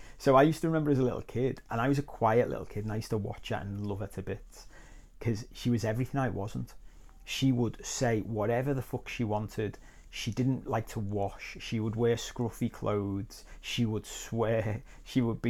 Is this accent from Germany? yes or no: no; Liverpool, North West England, United Kingdom; where I was brought up in Liverpool